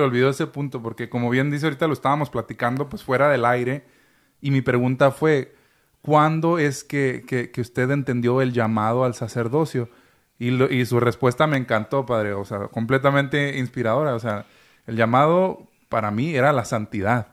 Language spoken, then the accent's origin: Spanish; Chihuahua, Mexico; Yo soy chihuahuense